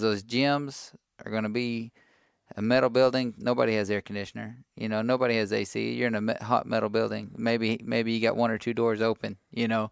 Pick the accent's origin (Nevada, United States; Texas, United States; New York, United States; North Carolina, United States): Texas, United States; Cameron; also born or lived in Brenham, Texas; I grew up in Cameron, Texas.